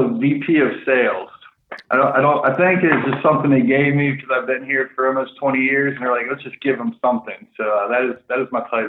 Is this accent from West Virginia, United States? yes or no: yes; West Virginia, United States; moved away; It's because we're from West Virginia, and all when I first moved here, it just, yeah, some for some reason, they thought we liked goats.